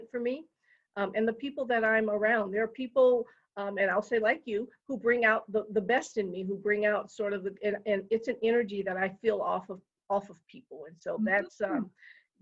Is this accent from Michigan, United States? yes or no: yes; Detroit, Michigan, United States; now in Colorado, United States; I grew up in Detroit, Michigan